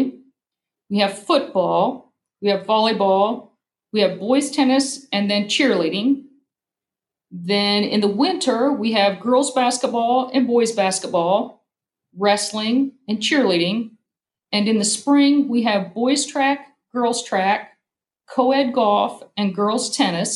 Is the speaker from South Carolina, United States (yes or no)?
no; Cambridge City, Indiana, United States; moved away as an adult; now in Columbus, United States; I grew up in Cambridge City, Indiana.